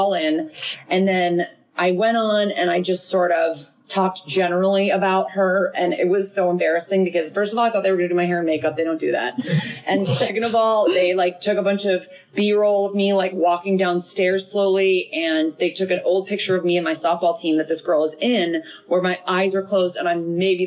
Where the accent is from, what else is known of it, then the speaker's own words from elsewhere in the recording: Connecticut, United States; I did go to college an hour and 15 minutes from my hometown in Connecticut.